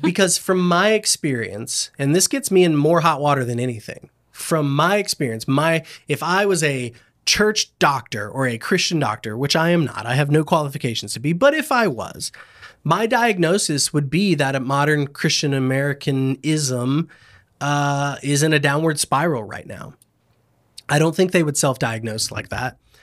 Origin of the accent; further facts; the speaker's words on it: Lakeland, Florida, United States; I grew up in Lakeland, Florida